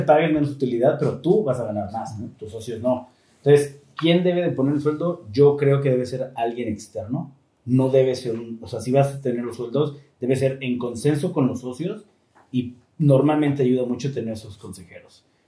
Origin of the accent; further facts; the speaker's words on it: Mexico; como mexicanos fallamos muchísimo